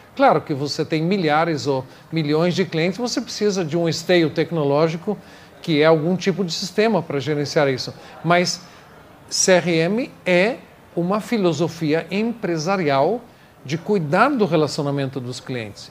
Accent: New York, United States; Portuguese is a second language; moved away as an adult; now in Brazil; eu nasci no Brooklyn, Nova York, Estou no Brasil há 24 anos

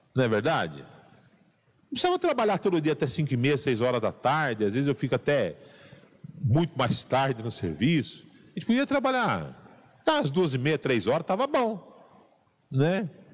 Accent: São Paulo, Brazil; Sou é, paulistano

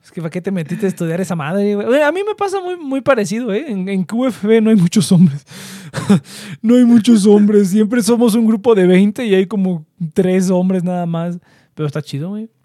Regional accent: central Mexico, Mexico; accent: cantadito (del centro); Yo siempre que voy al norte, me están buleando y buleando por el acento

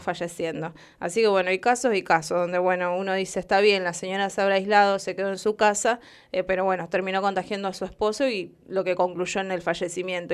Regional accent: Argentina; nosotros como argentinos

